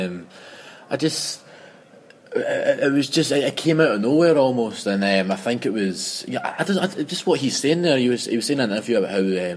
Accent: Glasgow, Scotland, United Kingdom; I'm from Glasgow, and you know, I was brought up in Glasgow

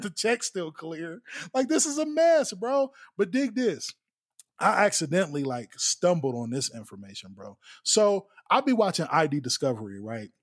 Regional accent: United States; I grew up in East Haven

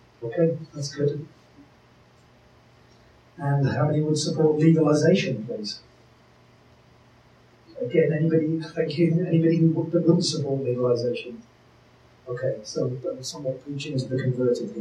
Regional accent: United Kingdom; moved away as an adult; now in Canada; I'm originally from the UK

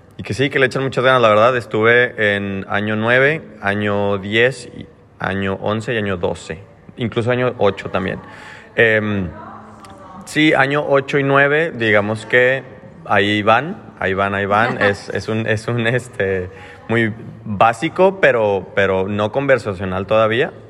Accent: Mexico; now in Australia; siendo mexicano

